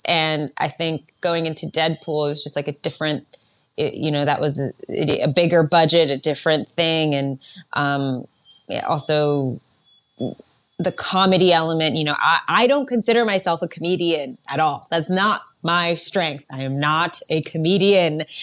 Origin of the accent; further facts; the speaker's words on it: New York, United States; also born or lived in Berlin, Germany; I grew up in New York, but I was born in Berlin. When I was one, my parents moved to New York.